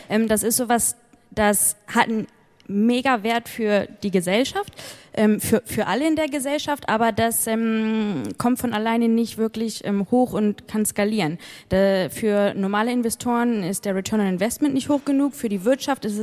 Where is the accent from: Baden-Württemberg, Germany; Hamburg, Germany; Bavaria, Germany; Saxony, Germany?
Hamburg, Germany; moved away as an adult; now in United Kingdom; Und da ich selbst Deutsche bin, ich komme ursprünglich aus Hamburg, ähm, liegt es mir besonders am Herzen